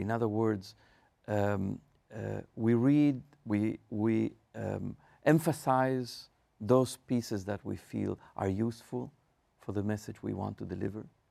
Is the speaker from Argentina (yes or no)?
yes; Argentina; moved away as an adult; I grew up in Argentina in Marshalls Congregation